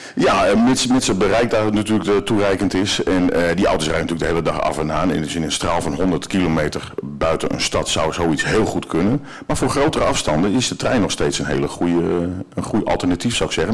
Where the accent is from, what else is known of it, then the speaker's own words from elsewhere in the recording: Haarlem, North Holland, Netherlands; now in northern Netherlands; ik kom zelf uit Haarlem. Ik ben zelf geboren in Haarlem. Ik woon nu eh, al meer dan de helft van mijn leven al in het noorden